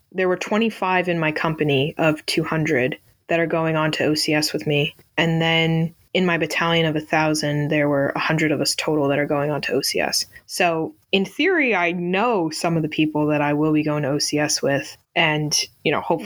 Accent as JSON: {"language": "English", "region": "Northeast", "country": "United States", "said": "I'm from the Northeast, so I'm used to it being cold"}